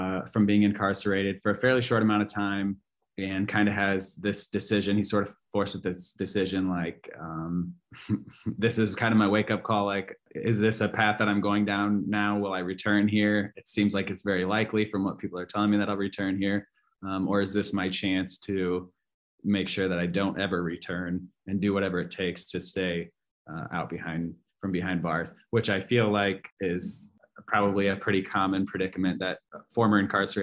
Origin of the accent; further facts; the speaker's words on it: Carroll, Iowa, United States; I'm from Carroll, Iowa, Western Iowa.